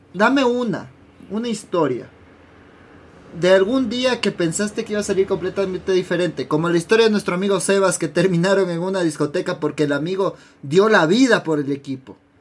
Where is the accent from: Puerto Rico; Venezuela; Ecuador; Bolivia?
Ecuador; como, ecuatoriano